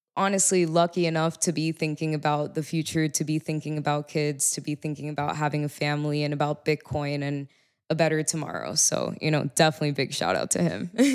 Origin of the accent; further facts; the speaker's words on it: Miami, Florida, United States; I'm from Miami, Florida